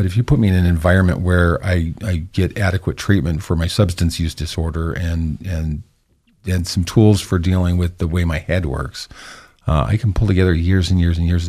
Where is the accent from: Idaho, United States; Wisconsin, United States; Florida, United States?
Idaho, United States; Idaho Falls; also born or lived in Logan, Utah / Sweden; I was born in Idaho Falls in 1965 to very young parents. Mm-hmm. I grew up in Idaho Falls in Logan, Utah. I came from a very faithful home of, you know, all my ancestors are Mormons.